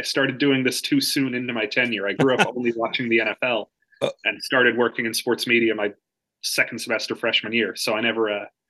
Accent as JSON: {"language": "English", "region": "Georgia", "country": "United States", "tie": "born or raised there", "moved": "as an adult", "lives_now": "Nashville, United States", "said": "I grew up in Georgia, but my parents are from the Bronx."}